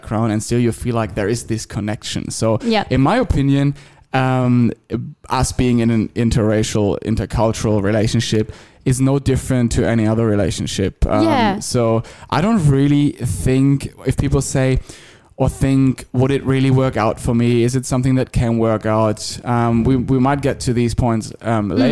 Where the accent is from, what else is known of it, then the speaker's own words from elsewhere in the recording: Germany; moved away as an adult; now in Australia; I've spent most of my life, the first 27 years of my life, I think, in Germany